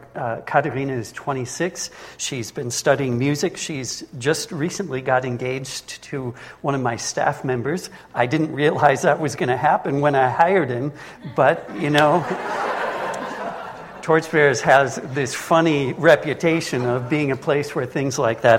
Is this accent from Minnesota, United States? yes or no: yes; Minnesota, United States; moved away as an adult; also born or lived in Lake Constance, Germany; now in Germany; I'm originally from Minnesota. I was raised there, but I haven't lived in the United States for the past 33 years.